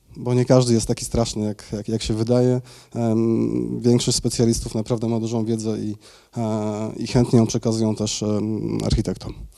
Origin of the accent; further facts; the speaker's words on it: Tychy, Silesian Voivodeship, Poland; also born or lived in Mikołów; ja założyłem działalność w Tychach. Tam się urodziłem, e, tam mieszkam od urodzenia.